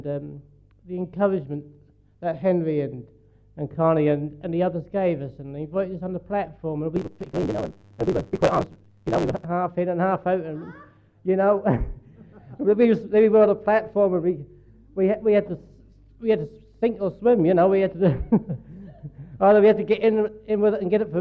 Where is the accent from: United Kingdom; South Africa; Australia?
United Kingdom; Norwich, East of England; we come from Norwich